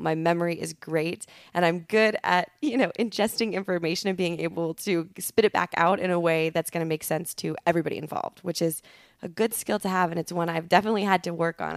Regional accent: Altoona, Wisconsin, United States; moved away as an adult; also born or lived in Madison, Wisconsin; now in Los Angeles, United States; grew up in Altoona

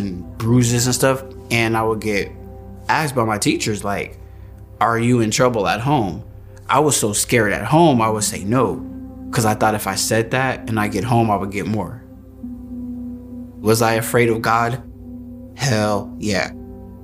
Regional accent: Antelope Valley, California, United States; I am from the Antelope Valley, a couple hours south of Los Angeles, California

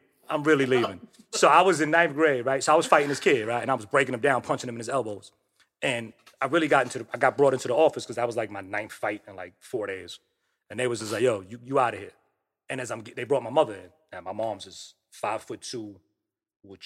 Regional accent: New York City, New York, United States; growing up in the projects, man, I'm originally from Michelangelo on 149th Street and Park Avenue

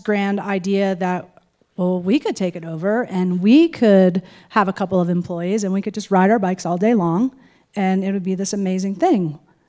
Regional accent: New Jersey, United States; now in Fruita, United States; Well, I grew up in New Jersey

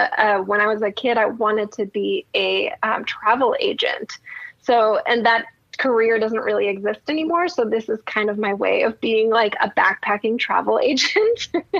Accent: Germany; English is a second language; now in United States; I'm originally from Germany, so I do have family in Germany, so I go visit there a lot. But other than that, I don't really leave Oregon that much.

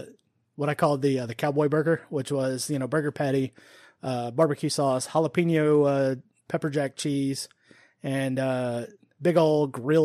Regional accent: Omaha, Nebraska, United States; weren't you born in Omaha, Nebraska? Yes, yes, I was.

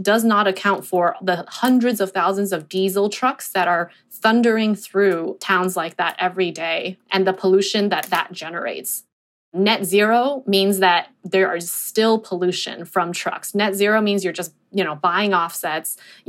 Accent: Inland Empire, Southern California, United States; moved away; I grew up in Southern California in the Inland Empire, which is one of the most polluted areas in the country because of the huge logistics infrastructure there. There's tons of warehouses where I grew up. I grew up, you know, a mile away from a warehouse

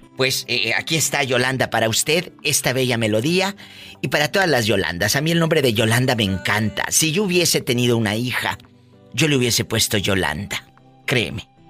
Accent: Mexico; como decimos los mexicanos

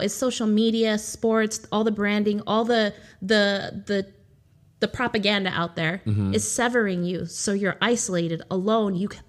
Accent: United States; So I'm Native American. I don't know if you ever knew that.

